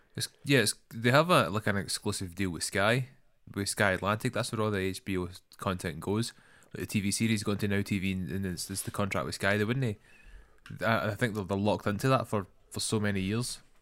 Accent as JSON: {"language": "English", "region": "Scotland", "country": "United Kingdom", "accent": "Scottish", "said": "That's my most Scottish accent. I think, I don't know if I can get any more Scottish than mine."}